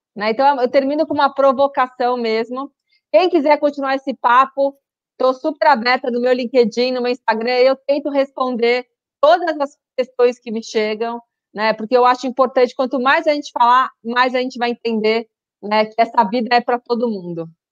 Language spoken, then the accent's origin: Portuguese; São Paulo, Brazil; Meu é coisa de paulista, né? Mas eu já usei, já me entrega que eu sou paulista